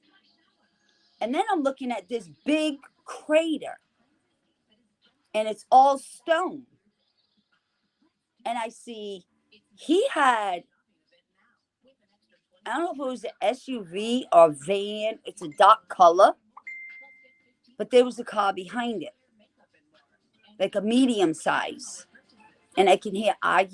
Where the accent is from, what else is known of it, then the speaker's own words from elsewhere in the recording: Massachusetts, United States; I'm from Massachusetts.